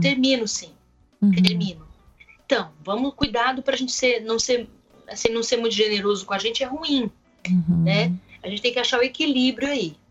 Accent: Brazil; eu sou brasileira

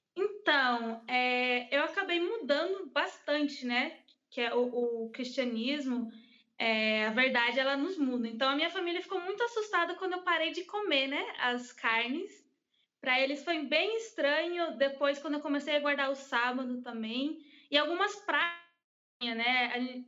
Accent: United States; Portuguese is a second language; now in Brazil; eu cresci nos Estados Unidos, uhum. então eu sabia pouco português quando eu vim para o Brasil.

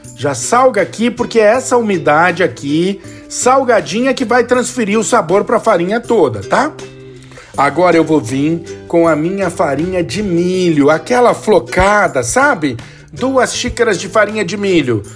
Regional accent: São Paulo, Brazil; eu sou aqui de São Paulo

